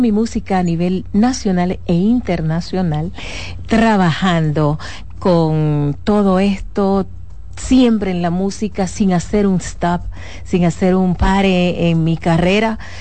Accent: Dominican Republic; yo soy dominicana

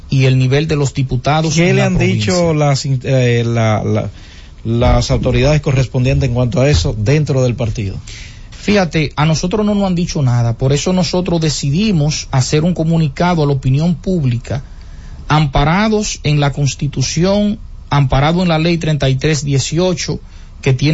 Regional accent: Monseñor Nouel, Dominican Republic; Vengo de la provincia de Monseñor Noel

